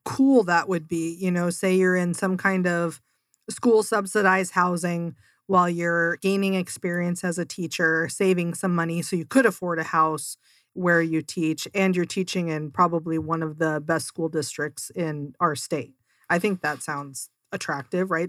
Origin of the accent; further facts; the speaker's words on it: Seattle, Washington, United States; now in Mesa, United States; I'm originally from Seattle